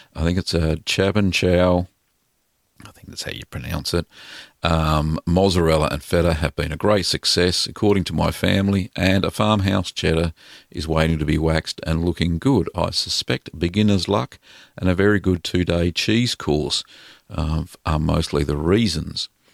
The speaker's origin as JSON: {"language": "English", "region": "Victoria", "country": "Australia", "tie": "born or raised there", "said": "in Victoria, here in Australia, in my home state"}